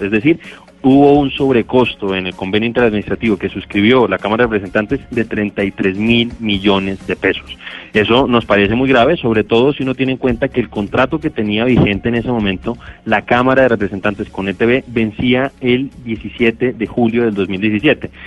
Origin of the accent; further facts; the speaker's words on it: Colombia; como colombiano